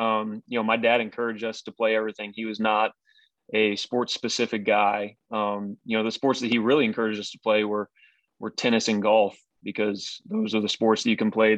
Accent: Tulsa, Oklahoma, United States; also born or lived in Arizona / Texas / Boston, Massachusetts / Buffalo, New York; Yeah, so I was born in Arizona, and then moved to Texas, moved to Boston, Massachusetts, then back to Texas, and then to Buffalo, New York, and then Tulsa, Oklahoma, and then to Louisville, Kentucky, and then back to Tulsa.

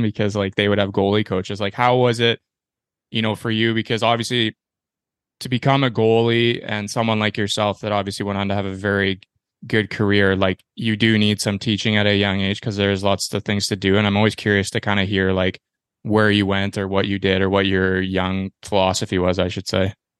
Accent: Ontario, Canada; I am from Ontario as well.

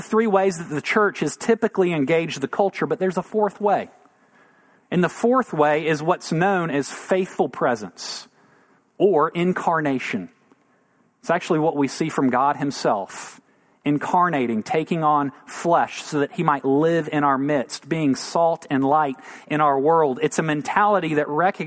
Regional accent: United States; we're American

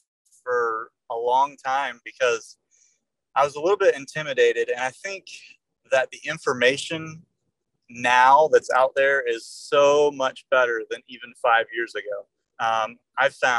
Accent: Northeast Florida, United States; I am from Northeast Florida and still live in the general area where I was born

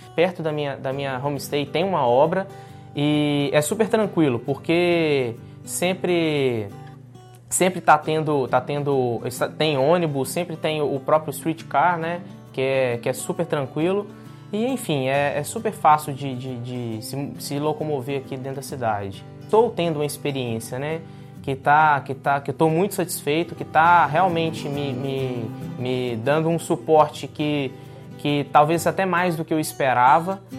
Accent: Caratinga, Minas Gerais, Brazil; also born or lived in United States; now in Canada; eu vim de Minas Gerais, sou nascido em Caratinga

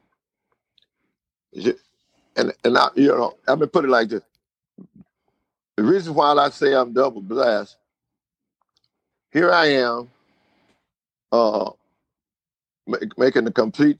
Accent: Winnsboro, United States; also born or lived in Germany; the hometown where I was born and raised in Winnsboro

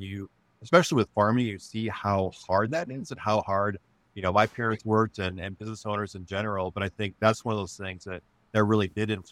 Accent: Monroe, Wisconsin, United States; now in Grand Rapids, United States; I grew up in Wisconsin on a dairy farm in the southern part of the state.

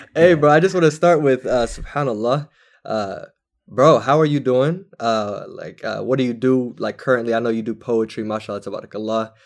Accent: Washington, United States; also born or lived in California; I grew up in Washington

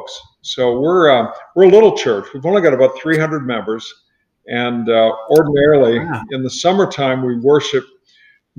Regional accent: Riverside, California, United States; moved away as an adult; also born or lived in Santa Barbara, California / Ventura, California; now in Naples, United States; Grew up in Riverside, went to UC Santa Barbara, and had a church out there as well

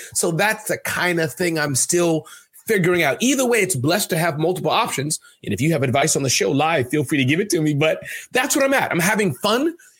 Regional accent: New York City, New York, United States; also born or lived in Midwest; now in New Jersey, United States; I was born in the Midwest, so nothing special. Raised in Brooklyn, born in the Midwest. And as you know, Stephen, I live in the vacation capital of the world, the vacation capital, New Jersey.

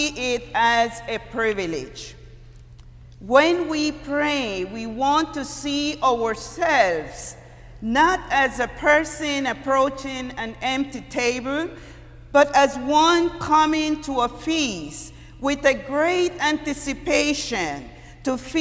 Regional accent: Costa Rica; moved away; I'm from Costa Rica, and before high school, we were living in a very rural area, countryside, and we do a lot of climbing trees

